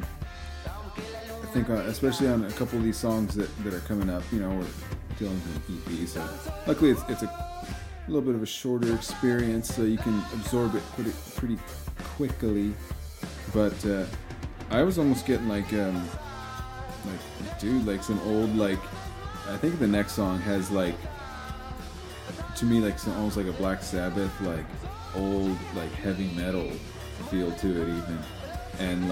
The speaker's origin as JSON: {"language": "English", "region": "Texas", "country": "United States", "tie": "born or raised there", "moved": "yes", "said": "Reminds me of a little bit of my childhood. I grew up in Texas a little bit"}